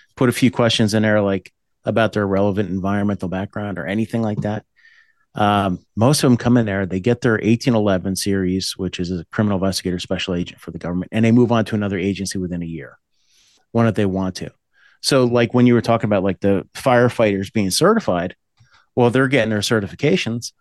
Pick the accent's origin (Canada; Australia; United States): United States; New Jersey; also born or lived in Boonton, New Jersey; I was born there, but I grew up in the Appalachians area, up by the Pocono Mountains in New Jersey